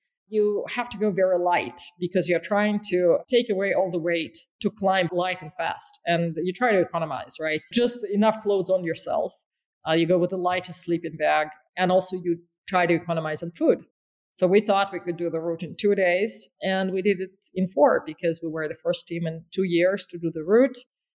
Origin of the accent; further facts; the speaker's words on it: Caucasus, Russia; born there; And I am from there. I was born in the Caucasus